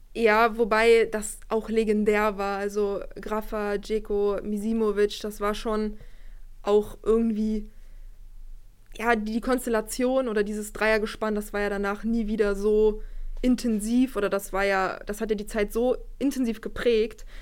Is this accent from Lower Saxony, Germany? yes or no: yes; Wolfsburg, Lower Saxony, Germany; ich komme aus Wolfsburg, bin hier aufgewachsen